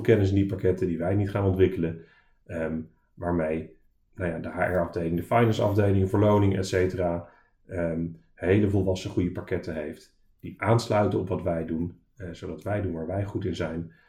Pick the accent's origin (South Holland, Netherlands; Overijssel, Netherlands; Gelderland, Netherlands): Gelderland, Netherlands; Arnhem; moved away as an adult; also born or lived in Delft; oorspronkelijk uit Arnhem en daarna gaan studeren in Delft